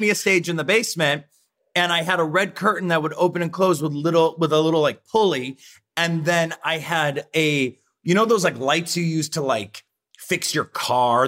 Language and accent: English; Rossford, Ohio, United States; moved away; I grew up in Rossford, Ohio